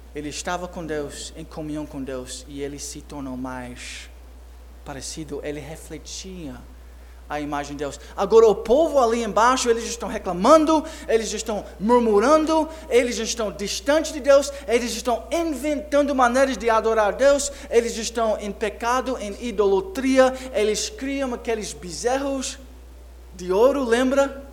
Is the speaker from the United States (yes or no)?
yes; United States; moved away; como criança, eu cresci nos Estados Unidos